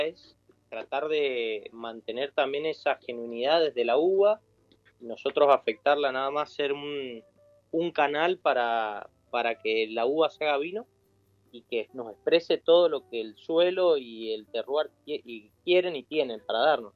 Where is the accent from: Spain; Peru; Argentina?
Argentina; nosotros como argentinos